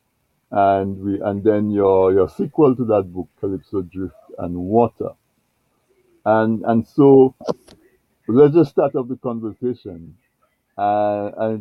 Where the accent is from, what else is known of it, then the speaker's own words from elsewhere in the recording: Dominica; we grew up in Dominica